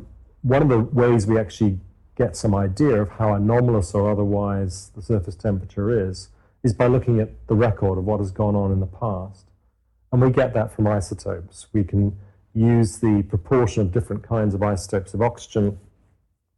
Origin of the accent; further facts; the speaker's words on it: Cornwall, South West England, United Kingdom; moved away as an adult; also born or lived in Newcastle upon Tyne, England; I grew up in Cornwall in the southwest of England